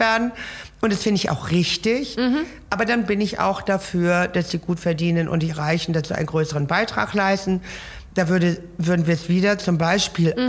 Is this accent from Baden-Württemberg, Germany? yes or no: no; Laboe, Schleswig-Holstein, Germany; also born or lived in Kiel; ich bin ja an der Ostsee aufgewachsen in Lableu ja. und lebe in der Nähe der Ostsee bis heute